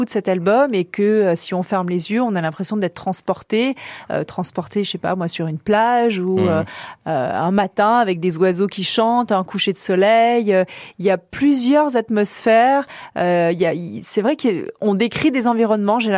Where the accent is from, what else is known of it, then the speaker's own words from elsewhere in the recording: Paris, Île-de-France, France; Ah non, si, si, je suis parisienne.